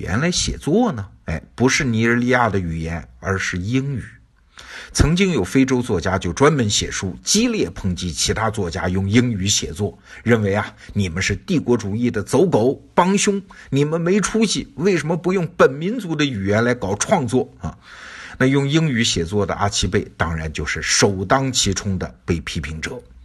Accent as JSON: {"language": "Chinese", "country": "China", "said": "我们中国人对他不是很熟悉了"}